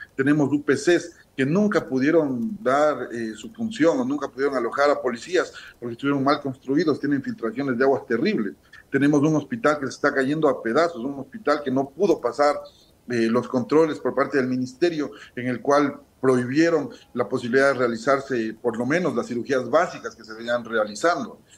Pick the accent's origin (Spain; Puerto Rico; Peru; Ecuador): Ecuador; Pujilí, Cotopaxi; los 82 mil pupilenses que vivimos en el cantón